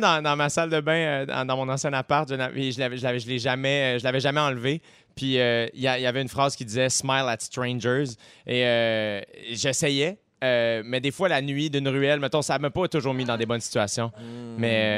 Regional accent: Repentigny, Quebec, Canada; je viens de Repentigny.

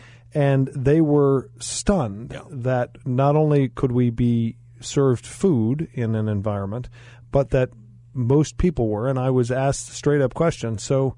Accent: Arizona, United States; I am so glad we're from Arizona. I am so glad we live in Arizona.

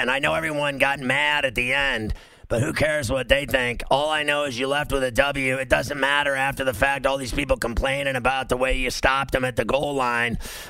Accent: Huntington Beach, California, United States; now in New York, United States; So I'm from Huntington Beach, and I've lived in New York forever, but I used to live in Surf City.

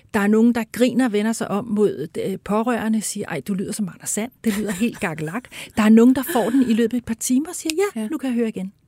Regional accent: Denmark; som danskere jo, altså vi er ja. jo i forvejen, er vi virkelig mumlende

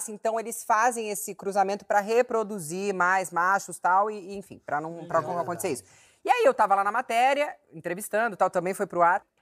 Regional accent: Campinas, São Paulo, Brazil; Eu, eu sou de Campinas, mas eu nasci e cresci em Barão Geraldo, que era, assim, estrada de terra.

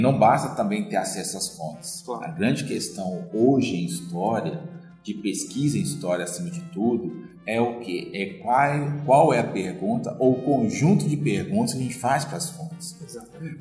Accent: Mariana, Minas Gerais, Brazil; eu sou natural de Mariana. Mariana é uma cidade histórica, né? e, sempre, e cresci andando ah, pelas igrejas e casarões barrocos

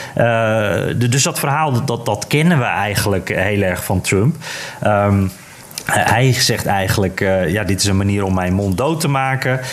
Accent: Netherlands; als Nederlander

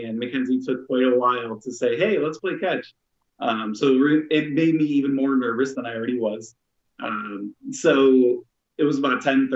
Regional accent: Rochester, New York, United States; We're both from Rochester, so it's only about an hour and a half outside of Buffalo

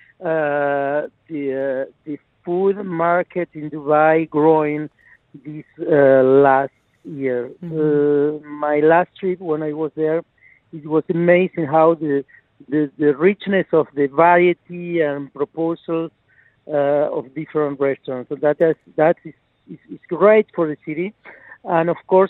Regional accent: Argentina; now in France; I'm from Argentina with Italian roots, but my own restaurant is in France

